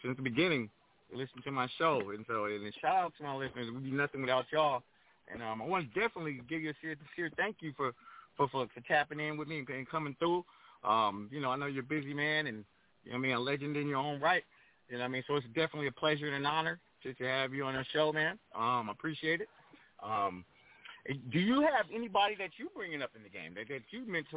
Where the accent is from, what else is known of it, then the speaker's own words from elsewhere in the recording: Pomona, California, United States; moved away as an adult; also born or lived in Crenshaw, Los Angeles; now in Los Angeles, United States; being a DJ growing up in Pomona